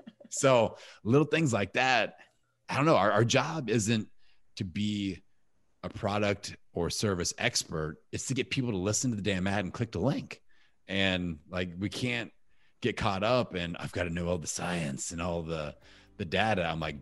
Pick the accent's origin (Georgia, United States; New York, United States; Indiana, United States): Indiana, United States; I'm from Indiana.